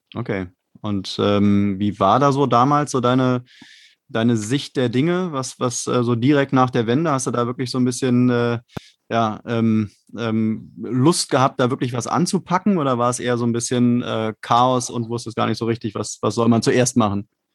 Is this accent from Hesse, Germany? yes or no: no; Berlin, Germany; Ich komme auch aus Berlin, auch aus dem, aus dem Westteil von Berlin